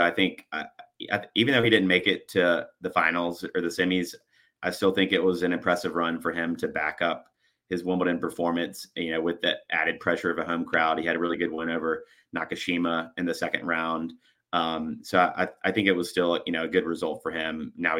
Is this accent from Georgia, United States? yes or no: yes; Georgia, United States; growing up in Georgia